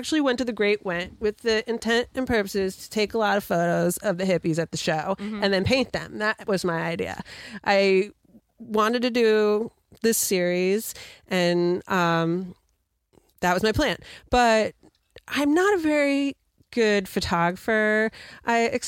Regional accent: outside of New York City, United States; moved away as an adult; also born or lived in Oswego, New York / Rochester, New York; now in Vermont, United States; I grew up outside of New York City, a suburb of Manhattan

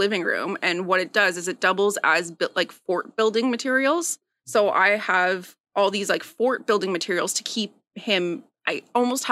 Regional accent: Timmins, Ontario, Canada; moved away as an adult; also born or lived in Toronto; now in Belleville, Canada; I grew up in Timmins

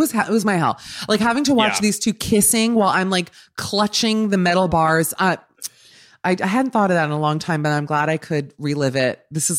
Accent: Miami, Florida, United States; As a Miami native, born and raised in Miami, my theory is that Orlando is like Vegas, where it's a destination.

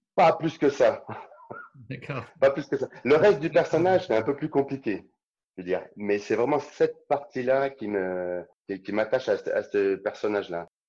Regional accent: Saint-Étienne, Auvergne-Rhône-Alpes, France; Je suis stéphanois

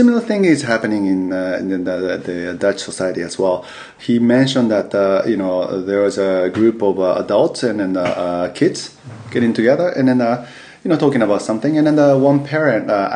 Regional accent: Yokohama, Kanagawa, Japan; English is a second language; moved away as an adult; also born or lived in United States; I was born and raised in Yokohama, Tokyo, near Tokyo, in Japan.

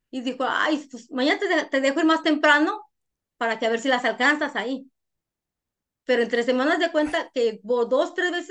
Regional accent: Honduras; yo no creo que me vine de Honduras por, por buena

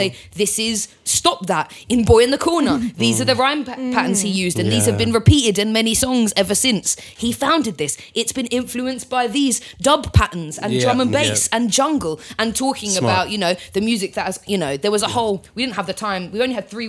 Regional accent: London, United Kingdom; We're all from London

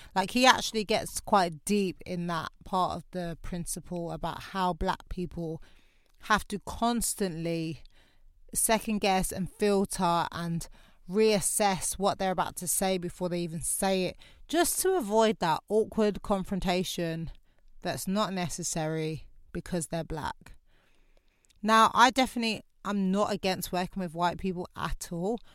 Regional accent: London, United Kingdom; I'm from Lewisham.

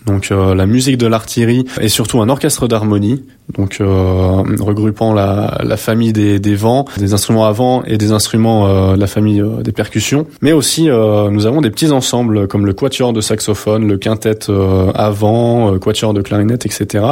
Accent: Haute-Savoie, Auvergne-Rhône-Alpes, France; moved away as an adult; also born or lived in Besançon; now in Lyon, France; je suis originaire de Haute-Savoie

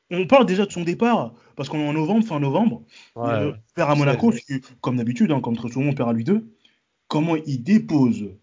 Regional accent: Paris, Île-de-France, France; je suis parisien depuis mes 8 ans, depuis 98

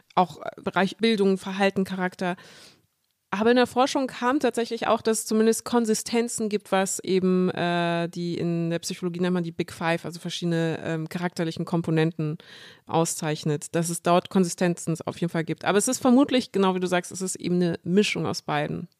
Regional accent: Munich, Bavaria, Germany; ich bin in München geboren und aufgewachsen

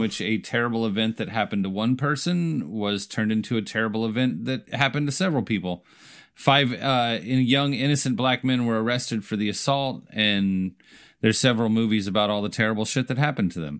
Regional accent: United States; I'm an American

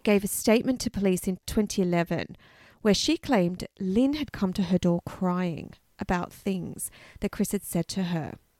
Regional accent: Canberra, Australian Capital Territory, Australia; I grew up in Canberra, which is the capital of Australia.

